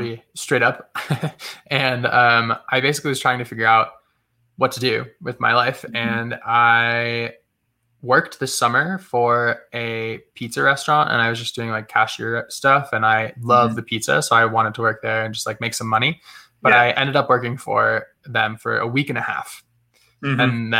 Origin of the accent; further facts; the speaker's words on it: Massachusetts, United States; I grew up in Massachusetts and in a small town, super out of the way, very rural. And I was just in the woods all the time.